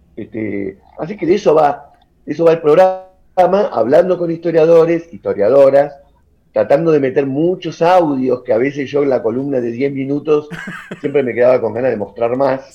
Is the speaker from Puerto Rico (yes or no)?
no; Argentina; somos los argentinos, estamos desencontrados